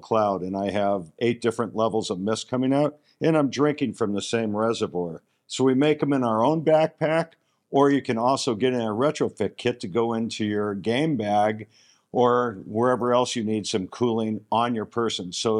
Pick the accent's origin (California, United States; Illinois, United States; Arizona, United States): Arizona, United States; Scottsdale; I'm from Scottsdale, Arizona